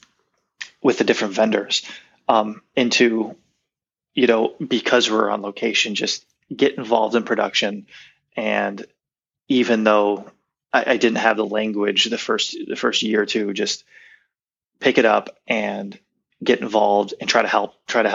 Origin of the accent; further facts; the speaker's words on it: United States; being American